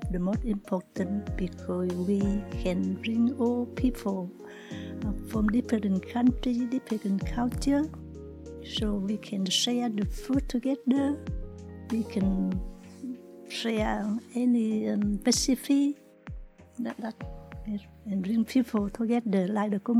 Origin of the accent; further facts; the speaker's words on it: Vietnam; now in Australia; I come from Vietnam. I came to Australia after the Vietnam War. I am a single mother